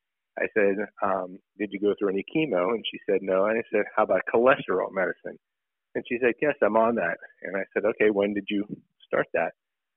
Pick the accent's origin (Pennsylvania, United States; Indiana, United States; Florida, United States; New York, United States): Pennsylvania, United States; Pittsburgh; Went to North Hills High School and went away for a little bit for schooling and then came back and started my practice in 2004.